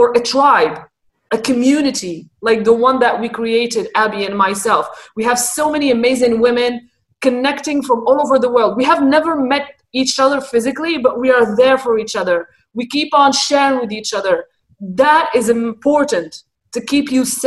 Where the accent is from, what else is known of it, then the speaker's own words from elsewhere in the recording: Morocco; first language Arabic; English is a second language; moved away; I am Moroccan originally, so my first language is Arabic and the second language in the country is French.